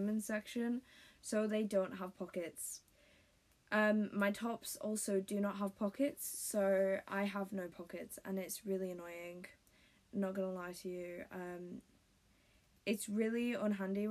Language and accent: English; United Kingdom; accent: British; If you couldn't tell by my accent, I am British.